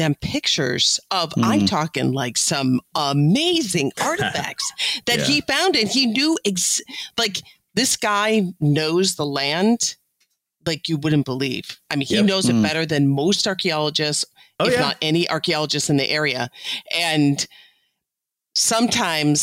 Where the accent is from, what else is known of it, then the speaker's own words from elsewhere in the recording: Illinois, United States; I'm from Illinois